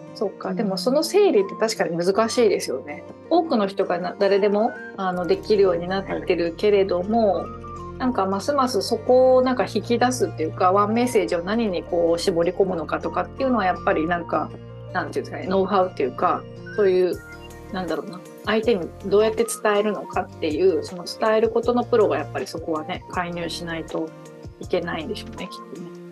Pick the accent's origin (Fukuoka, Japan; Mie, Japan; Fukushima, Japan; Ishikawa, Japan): Ishikawa, Japan; moved away; 私地元が石川県なんですけど